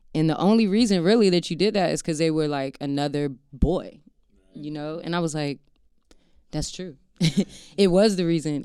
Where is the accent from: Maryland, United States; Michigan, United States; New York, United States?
Maryland, United States; I grew up in Maryland, um, like right outside of D C